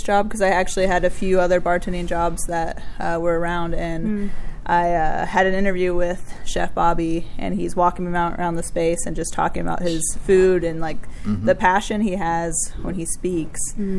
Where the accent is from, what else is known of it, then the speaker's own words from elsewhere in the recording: Cincinnati, Ohio, United States; also born or lived in San Diego, California / Northern Kentucky; now in Louisville, United States; I was born in San Diego. Okay. You're West Coast. I grew up mostly Cincinnati, Northern Kentucky.